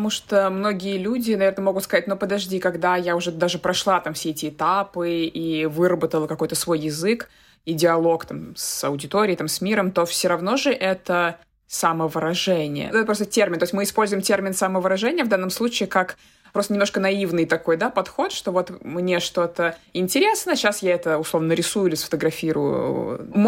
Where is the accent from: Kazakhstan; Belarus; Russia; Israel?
Russia; moved away as an adult; я приехала из России, то есть я никогда в жизни с этим не сталкивалась